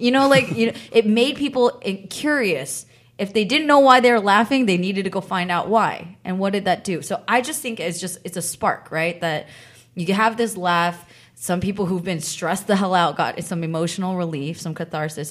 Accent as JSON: {"language": "English", "area": "San Francisco Bay Area", "region": "California", "country": "United States", "tie": "born or raised there", "said": "I grew up in the Bay Area"}